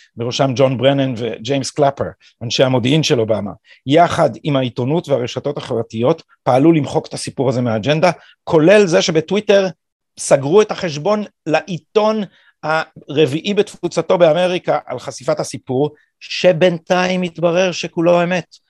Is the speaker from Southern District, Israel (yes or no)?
no; Jerusalem, Jerusalem District, Israel; born or raised there